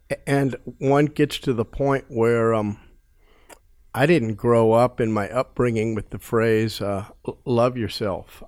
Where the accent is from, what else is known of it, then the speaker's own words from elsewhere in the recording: United States; growing up in America watching T V